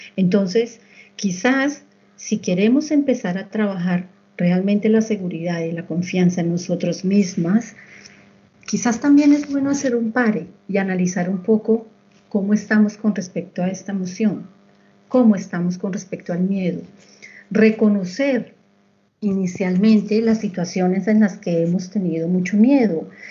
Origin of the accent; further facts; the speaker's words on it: Colombia; moved away; yo soy colombiana